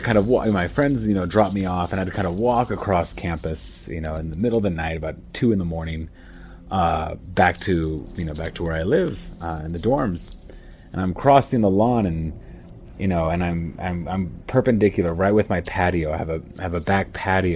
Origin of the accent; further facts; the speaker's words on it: United States; moved away as an adult; now in Amman, Jordan; I'm American, but I moved out here about 4 years ago to teach at a boarding school out here in Jordan